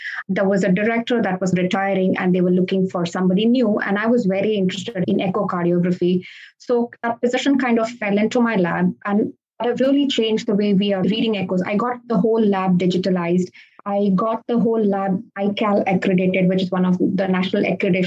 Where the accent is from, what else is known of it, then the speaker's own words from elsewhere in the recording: Goa, India; moved away as an adult; also born or lived in Detroit, Michigan; now in Sebring, United States; I was born in Goa, which is like a small state in India. And I grew up in a two-physician household.